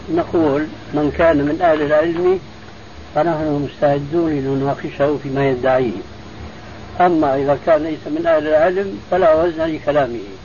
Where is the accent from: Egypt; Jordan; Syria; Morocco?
Syria; عندنا في الشام